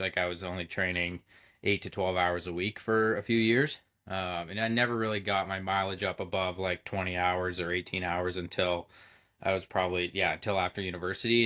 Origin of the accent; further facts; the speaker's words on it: Belleville, Ontario, Canada; I grew up in Belleville, Ontario, sm-, pretty small town